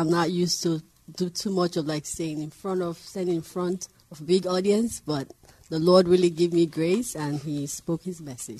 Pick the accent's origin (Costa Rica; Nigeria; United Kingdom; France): Nigeria; moved away; From Nigeria, West Africa.